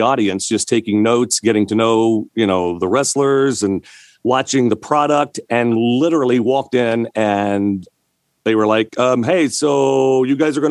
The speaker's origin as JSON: {"language": "English", "town": "Louisville", "region": "Kentucky", "country": "United States", "tie": "born or raised there", "said": "I grew up here in Louisville"}